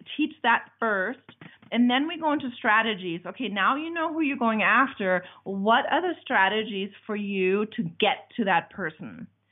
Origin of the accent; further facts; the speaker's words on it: Germany; now in United States; I'm from Germany. I've been in America for a very long time.